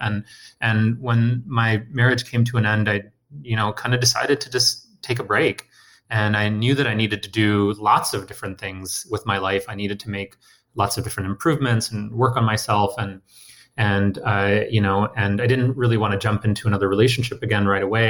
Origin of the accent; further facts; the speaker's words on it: Detroit, Michigan, United States; also born or lived in India; I was born in India and moved to Detroit, you know, with my family as a kid.